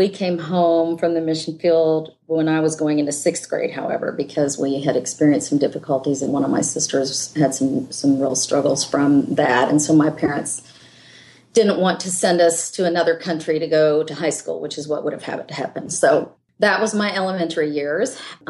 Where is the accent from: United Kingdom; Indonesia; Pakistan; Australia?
Indonesia; born there; Yeah, I was born in Indonesia.